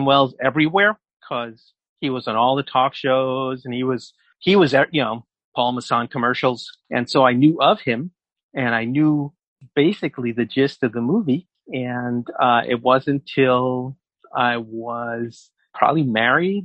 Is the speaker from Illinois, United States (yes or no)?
no; New York City, New York, United States; I grew up in New York, and in New York City